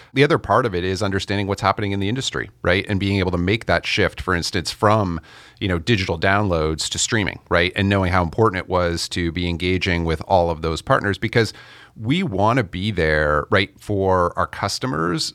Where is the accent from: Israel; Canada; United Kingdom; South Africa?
Canada; I'm Canadian